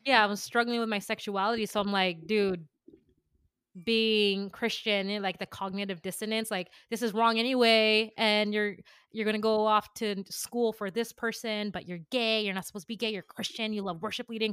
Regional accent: San Jose, California, United States; born in San Jose, California

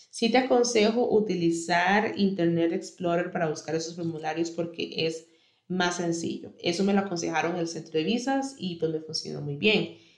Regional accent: Costa Rica; yo soy de Costa Rica, si me escuchas desde otro país, te sugiero que busques información de cómo puedes hacerlo en tu país

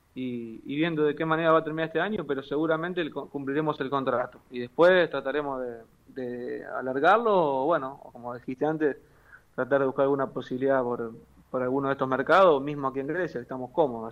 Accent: Argentina; moved away as an adult; now in Tripoli, Greece; yo soy recontra argentino

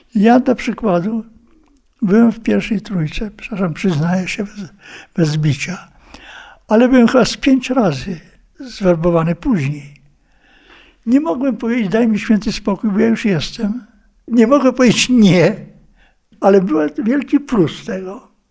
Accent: Białystok region, Podlaskie Voivodeship, Poland; pochodzę tam z Białostoczyzny

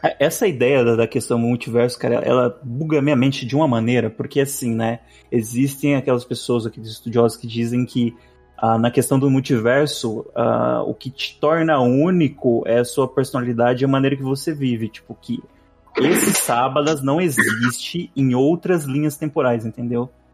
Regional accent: Brazil; sou brasileiro

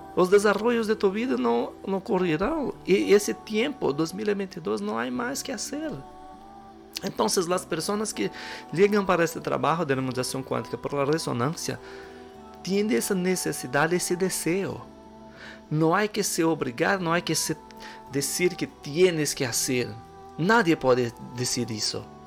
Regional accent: Brazil; sou brasileiro

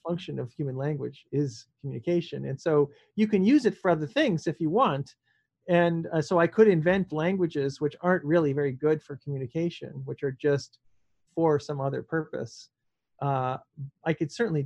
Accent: Canada; I'm Canadian, so I speak French a bit

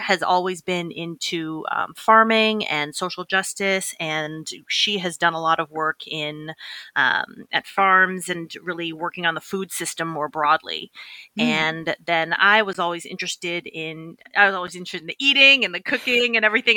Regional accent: Boston, Massachusetts, United States; I grew up in Boston

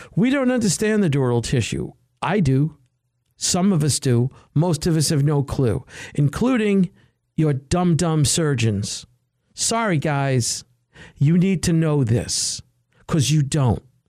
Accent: United States; I'm an American

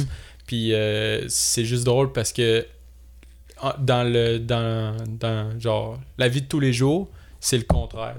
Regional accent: Saint-Lazare, Quebec, Canada; moved away; j'ai 22. Euh, je suis originaire de Saint-Lazare

